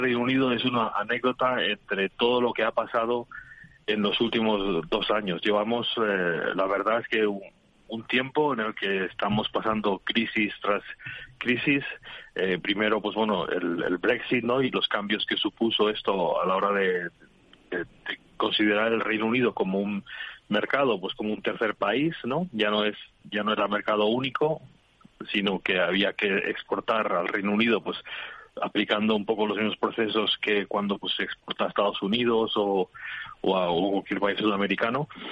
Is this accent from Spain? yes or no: yes; Spain; now in United Kingdom; somos un país de, de alta calidad alimentaria